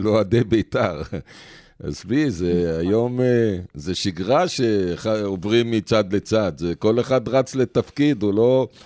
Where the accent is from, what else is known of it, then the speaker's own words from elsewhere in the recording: Ramla, Central District, Israel; אני שנולדתי פה, לא שבתי לאף מקום, גדלתי פה, צמחתי פה